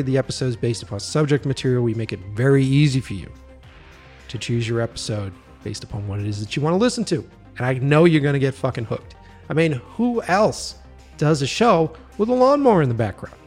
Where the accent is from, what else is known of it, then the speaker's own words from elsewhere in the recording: Boston, Massachusetts, United States; moved away as an adult; now in Los Angeles, United States; I'm from the East Coast, Boston